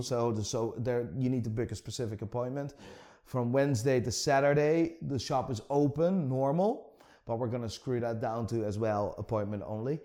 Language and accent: English; Amsterdam, North Holland, Netherlands; moved away as an adult; now in Belfast, United Kingdom; I'm born and raised in Amsterdam, so born and raised in the Netherlands.